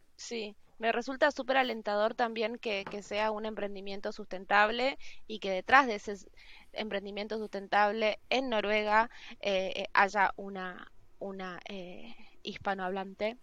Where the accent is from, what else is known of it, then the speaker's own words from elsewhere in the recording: Misiones, Argentina; moved away as an adult; also born or lived in Buenos Aires; now in Norway; yo nací en Misiones